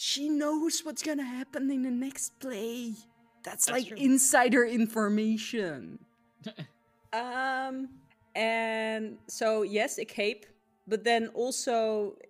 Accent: Netherlands; I'm from the Netherlands, so we actually have princesses

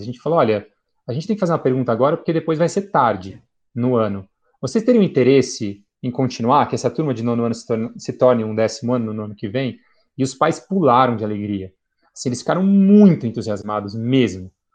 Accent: São Paulo, Brazil; Eu falei, do estado de São Paulo

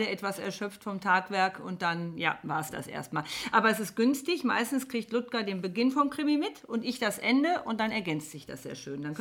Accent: Koblenz, Rhineland-Palatinate, Germany; born there; also born or lived in Munich / Bonn; now in Rheinbach, Germany; geboren in Koblenz, äh, bin dann über München nach Bonn gekommen, habe in Bonn auch studiert

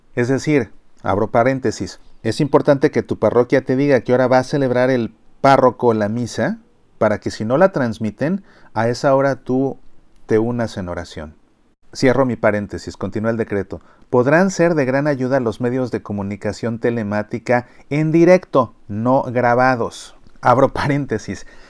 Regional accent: Mexico; como mexicanos

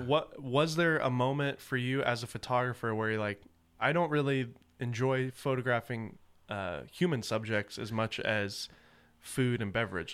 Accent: the South, United States; I grew up in the South

